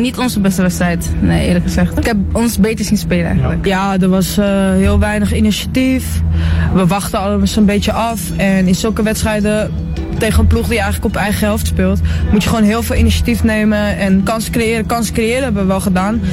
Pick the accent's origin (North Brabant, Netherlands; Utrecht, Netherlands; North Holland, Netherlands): North Holland, Netherlands; Amsterdam; accent: Amsterdam; ik kom uit uh, Amsterdam Zuidoost. Daar ben ik opgegroeid, dus ik ben een echte ajax Ik ben een geboren Amsterdammer, dat hoor je ook wel een beetje aan mijn accent